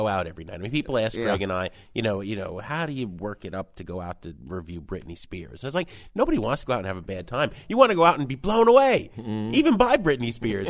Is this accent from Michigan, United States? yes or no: no; New Jersey, United States; I grew up in Jersey.